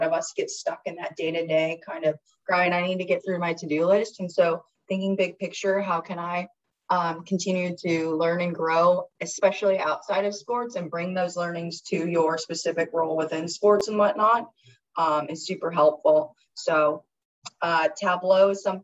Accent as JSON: {"language": "English", "town": "Los Angeles", "region": "California", "country": "United States", "tie": "born or raised there", "said": "I'm from Los Angeles, grew up near the ocean"}